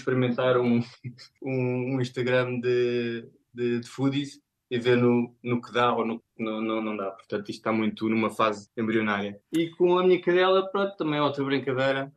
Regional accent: Portugal; moved away as an adult; now in Germany; Como cresci em Portugal

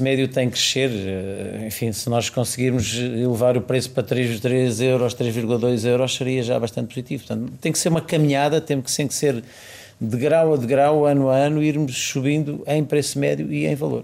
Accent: Chamusca, Santarém District, Portugal; Chamusca é, é, é a é terra onde eu nasci e, portanto, uma terra pela qual tenho muito carinho

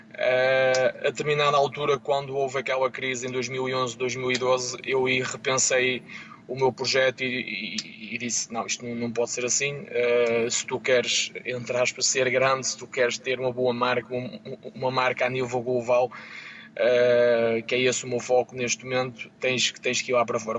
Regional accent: Rebordosa, Porto District, Portugal; Eu sou natural de, de Rebordosa, como o Mário

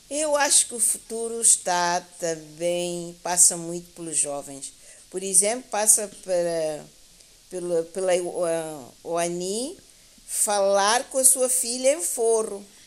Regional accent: São Tomé & Príncipe; aqui em São Tomé e Príncipe

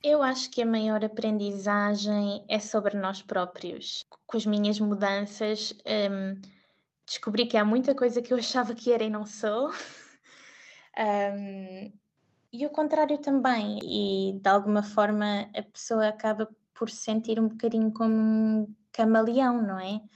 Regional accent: Portugal; moved away as an adult; also born or lived in Spain; now in Zurich, Switzerland; sendo portuguesa

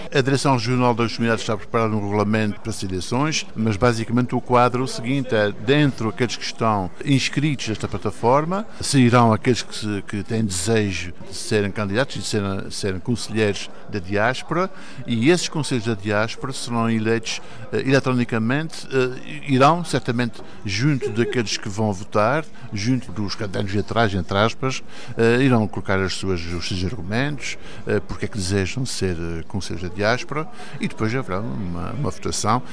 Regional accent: Azores, Portugal; eu sou ao mesmo tempo português e açoriano, eu sou, eu sou português porque sou açoriano

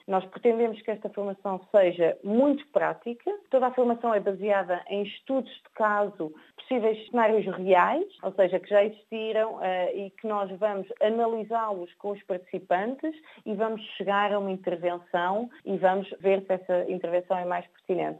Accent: Portugal; sou portuguesa

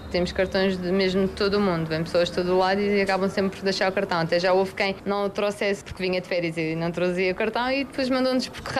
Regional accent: Porto, Norte, Portugal; conheci este casal aqui na Madeira. Eu venho do Porto.

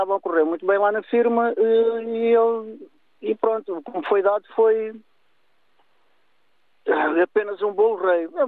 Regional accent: Lagos, Faro, Portugal; moved away as an adult; now in Santarém, Portugal; sou de Lagos, vivo em Santarém já há uns anos, estou casado aqui com uma senhora de Santarém

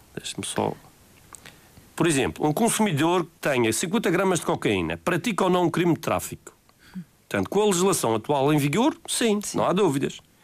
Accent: Madeira, Portugal

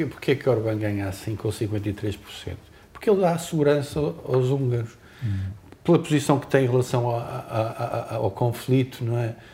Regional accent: Azores, Portugal; nós, açorianos

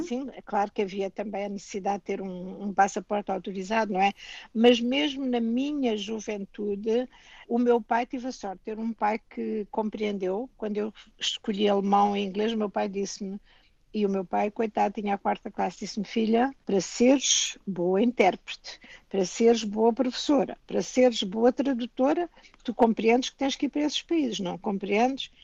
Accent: Portugal; moved away as an adult; also born or lived in London, United Kingdom; now in Canada; Eu sou canadiana e sou portuguesa

